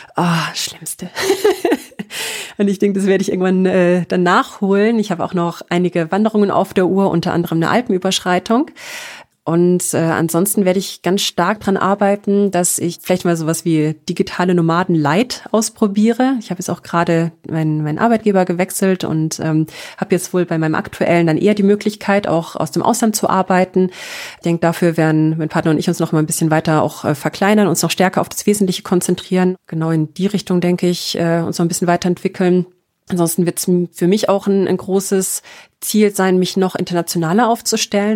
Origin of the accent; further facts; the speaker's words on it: Karlsruhe, Baden-Württemberg, Germany; moved away as an adult; also born or lived in Bamberg / Nuremberg; now in Munich, Germany; ganz ursprünglich aus äh, einem kleinen Vorort von Karlsruhe